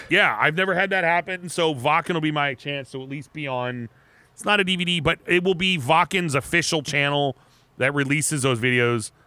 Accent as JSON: {"language": "English", "town": "Erie", "region": "Pennsylvania", "country": "United States", "tie": "born or raised there", "moved": "yes", "said": "I grew up, I grew up in Erie"}